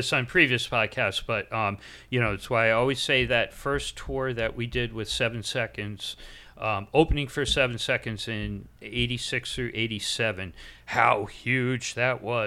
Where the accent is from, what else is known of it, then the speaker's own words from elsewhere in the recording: Newport, Rhode Island, United States; growing up in Newport, was precisely because it was such a small town